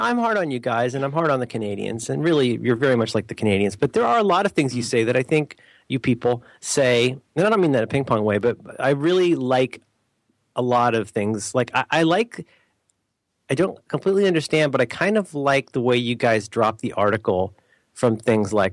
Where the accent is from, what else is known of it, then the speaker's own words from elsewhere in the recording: Florida, United States; as a kid growing up in Florida